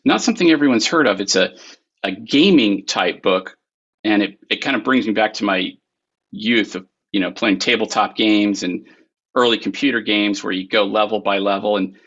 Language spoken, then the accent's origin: English; Arizona, United States; now in North Carolina, United States; I was born and raised in Arizona